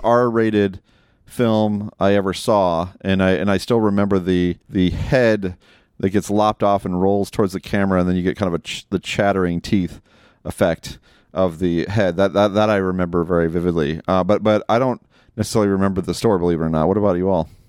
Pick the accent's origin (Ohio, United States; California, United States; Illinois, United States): Ohio, United States; Perrysburg; a video store in my hometown in Perrysburg, Ohio.